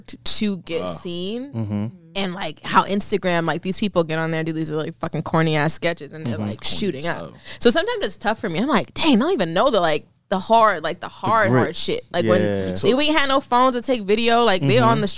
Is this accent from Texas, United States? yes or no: no; Mount Vernon, New York, United States; also born or lived in Hollywood; now in Los Angeles, United States; I'm from Mount Vernon